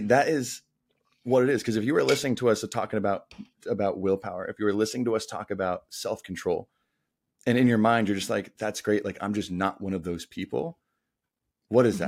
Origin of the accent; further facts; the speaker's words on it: Denver, Colorado, United States; moved away as an adult; also born or lived in Atlanta / San Diego; grew up in Denver, my hometown